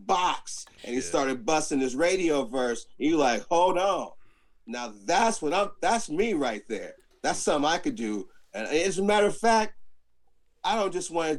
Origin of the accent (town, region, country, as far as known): Alameda, California, United States; born or raised there; also born or lived in Oakland